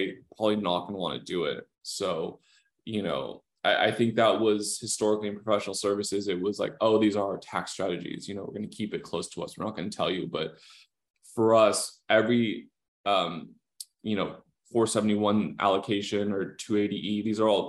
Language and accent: English; Los Angeles, California, United States; I'm from Southern California, I'm from